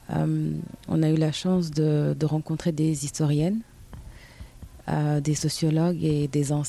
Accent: Guinea-Bissau; also born or lived in Cape Verde; car moi je viens de la Guinée-Bissau et du Cap Vert, j'ai les deux.

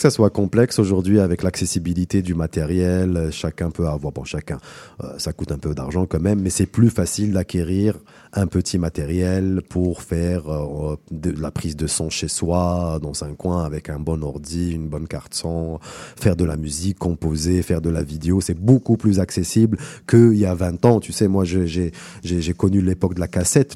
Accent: El Karma, Oran Province, Algeria; moved away as an adult; now in Montreal, Canada; ma ville natale, à Al-Karma, un petit village dans la grande ville Oran, Oran qui est la, la, deuxième ville d'Algérie

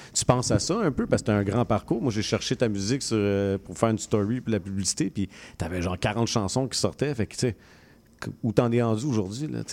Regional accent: Montreal, Quebec, Canada; j'ai grandi à Rivière des Prairies

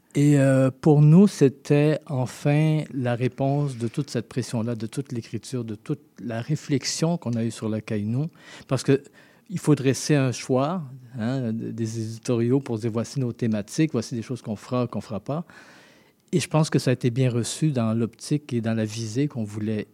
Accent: Haiti; now in Montreal, Canada; mes deux parents sont haïtiens, mais je suis né en Haïti

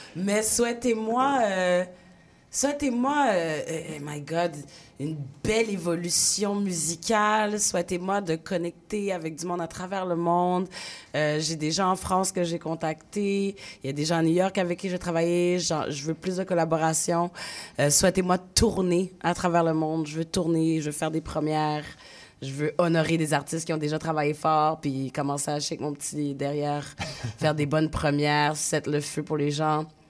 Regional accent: Haiti; now in Montreal, Canada; mon pays d'origine en ce moment en Haïti

